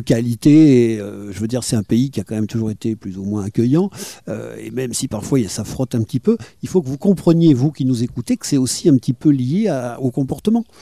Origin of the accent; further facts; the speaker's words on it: Bordeaux, Nouvelle-Aquitaine, France; quand j'étais enfant et que je venais ici en tant que Bordelais